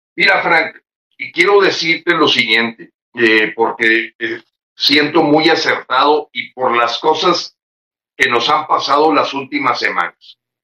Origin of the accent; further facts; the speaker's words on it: Mexico; como mexicanos